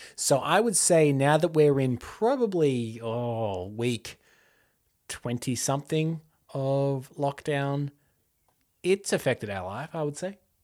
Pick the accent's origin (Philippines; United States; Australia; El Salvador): Australia; we're Australian